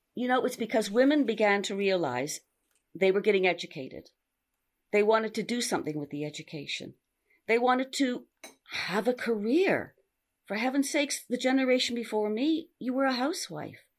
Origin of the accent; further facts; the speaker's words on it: Canada; moved away as an adult; now in London, United Kingdom; I'm a Canadian. I've lived in London 50 years. I came to hang out in Europe